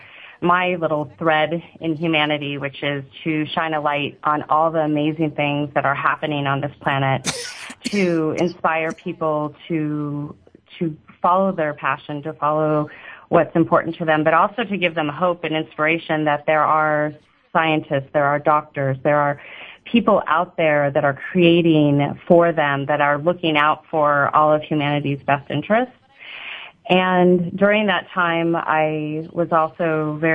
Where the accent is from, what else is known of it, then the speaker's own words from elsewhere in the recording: Tucson, Arizona, United States; also born or lived in Hawaii / Scottsdale, Arizona; I was born in Hawaii and then was transplanted to Tucson, Arizona, and went to high school in part of junior high in Scottsdale, Arizona.